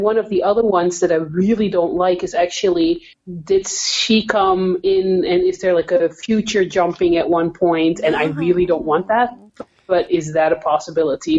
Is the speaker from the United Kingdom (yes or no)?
no; Netherlands; now in Canada; I'm from the Netherlands